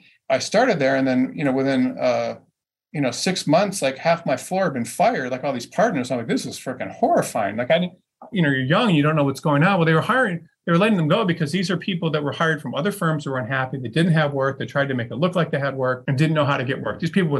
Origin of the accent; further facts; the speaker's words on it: Detroit, Michigan, United States; So the point is, I'm from Detroit.